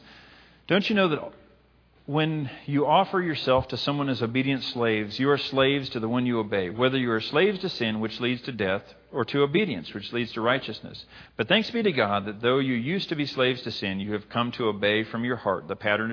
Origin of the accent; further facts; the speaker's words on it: Libby, Montana, United States; moved away; my hometown